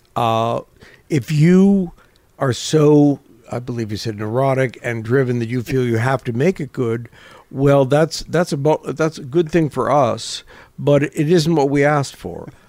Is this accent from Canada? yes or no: yes; Toronto, Ontario, Canada; moved away as an adult; also born or lived in London; when I was growing up in Toronto